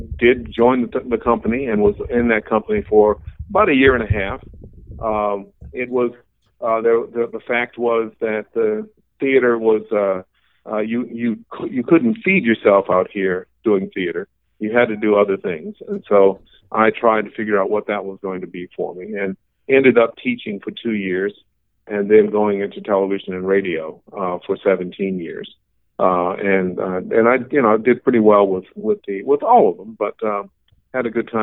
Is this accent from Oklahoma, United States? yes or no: no; Pullman, Washington, United States; born there; Actually, I can officially say I'm a Northwesterner because I was born in Pullman, Washington.